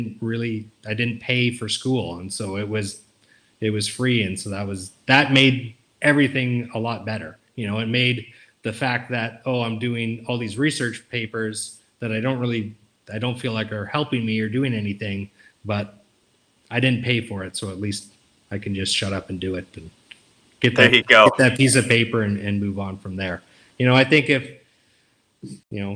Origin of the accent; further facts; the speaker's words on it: Canada; moved away as an adult; also born or lived in Oxford, Ohio; I was Canadian, I counted for the international graduate students